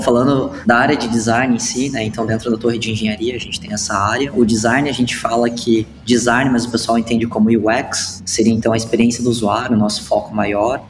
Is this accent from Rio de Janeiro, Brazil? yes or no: no; Curitiba, Paraná, Brazil; now in Blumenau, Brazil; sou curitibano, mas moro em Blumenau hoje.